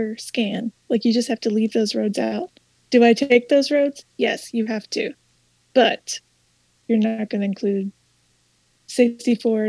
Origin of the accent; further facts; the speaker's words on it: Louisville, Kentucky, United States; now in Hendersonville, United States; I'm originally from Louisville, Kentucky